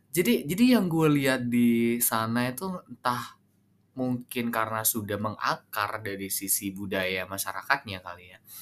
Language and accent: Indonesian; Sumenep, East Java, Indonesia; also born or lived in Jember; gue kebetulan orang Sumeneb ya orang Madura